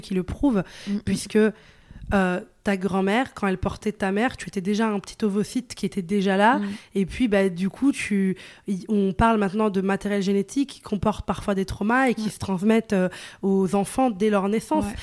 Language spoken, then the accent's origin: French; northern Italy, Italy; French is a second language; also born or lived in Venice; now in Paris, France; je viens d'Italie, tu vois, dans le nord, et c'était pas une très grande ville. Après, j'étais à Venise, mais de base, j'étais dans une toute petite ville